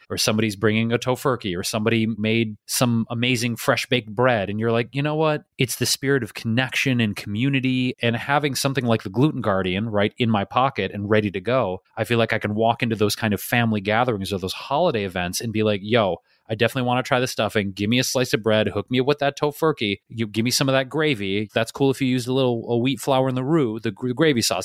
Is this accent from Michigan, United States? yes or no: yes; Detroit, Michigan, United States; now in Los Angeles, United States; we're from Detroit.